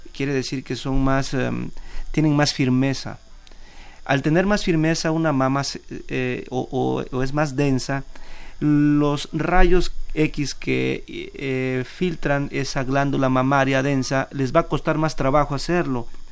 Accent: Mexico

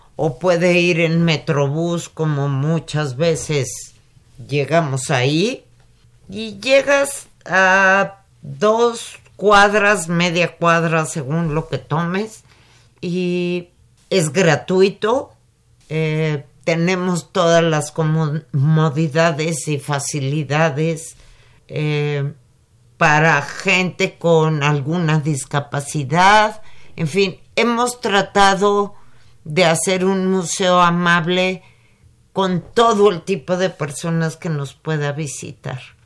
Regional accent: Mexico; cómo somos los mexicanos

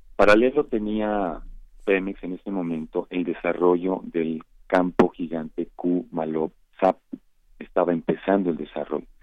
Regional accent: Mexico

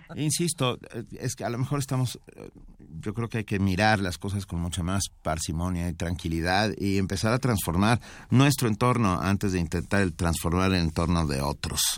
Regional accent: Mexico

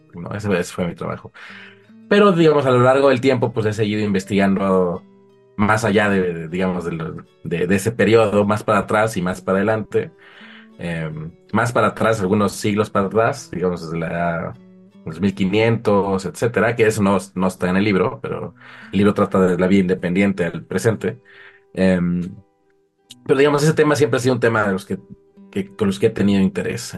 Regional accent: Mexico; also born or lived in Uppsala, Sweden; como mexicano

